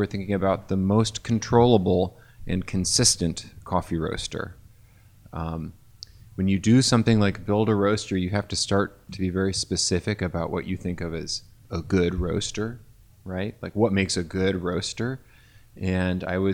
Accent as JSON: {"language": "English", "town": "Bloomington", "region": "Indiana", "country": "United States", "tie": "born or raised there", "said": "I worked for a cafe in my hometown of Bloomington, Indiana that roasted its own coffee"}